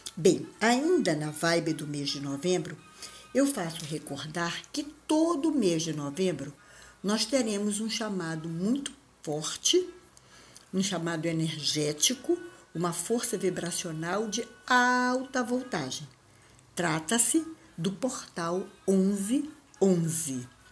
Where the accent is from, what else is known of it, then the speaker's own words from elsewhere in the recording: Belém, Pará, Brazil; Eu sou de Belém, lá de cima